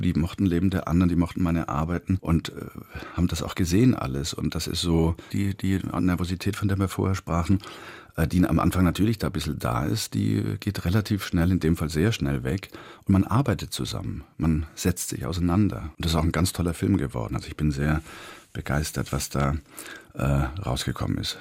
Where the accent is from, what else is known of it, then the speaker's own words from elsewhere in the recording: Swabia, Germany; ich komme ja aus dem Schwäbischen